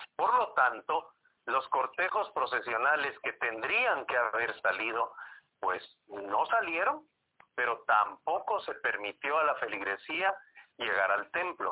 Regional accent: Guatemala City, Guatemala Department, Guatemala; cuando vivíamos allá en la zona 3, yo vivía a unas dos cuadras de la iglesia

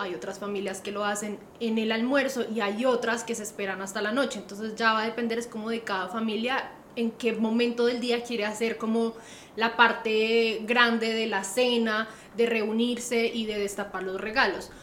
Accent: Colombia; now in Australia; nosotros como buenos colombianos

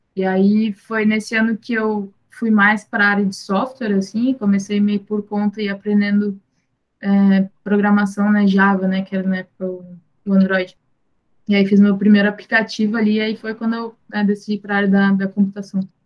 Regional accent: São Leopoldo, Rio Grande do Sul, Brazil; eu sou do Rio Grande do Sul, de São Leopoldo

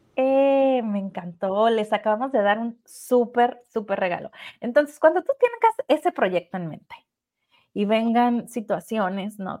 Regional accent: Mexico; Pues nosotros somos de México

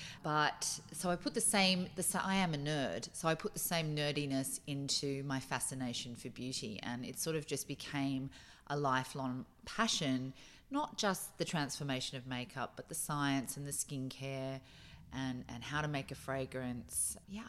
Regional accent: Australia; also born or lived in Boston, United States; I grew up in America, in Boston, for my early years. And so I can spy your car. And then I moved back here, you know, as a young teenager. And so I guess I had a classic Australian 80s life

